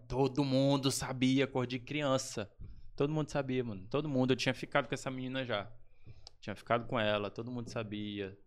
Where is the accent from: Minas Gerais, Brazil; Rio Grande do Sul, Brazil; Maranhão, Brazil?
Maranhão, Brazil; Chapadinha; Nasci, cara, em Chapadinha, Maranhão